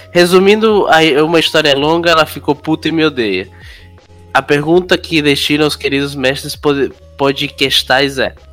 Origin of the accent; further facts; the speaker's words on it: Rio de Janeiro, Brazil; Sou carioca, velho. Sou carioca, como, bicho.